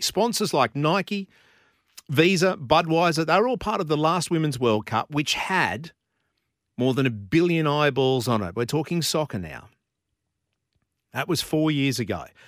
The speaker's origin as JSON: {"language": "English", "town": "Brisbane", "region": "Queensland", "country": "Australia", "tie": "born or raised there", "said": "I was born in Brisbane, I grew up in Brisbane, and I grew up playing soccer"}